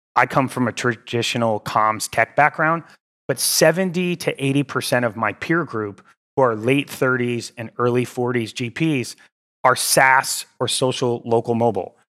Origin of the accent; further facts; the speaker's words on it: Cheshire, Connecticut, United States; moved away as an adult; also born or lived in Los Angeles, California; I grew up in New Haven, Connecticut, in a small town called Cheshire.